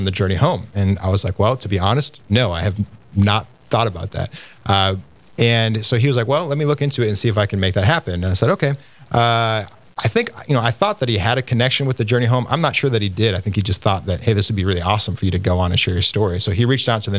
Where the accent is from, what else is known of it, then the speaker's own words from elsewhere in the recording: Minneapolis, Minnesota, United States; I grew up in the Minneapolis area to a loving mother and father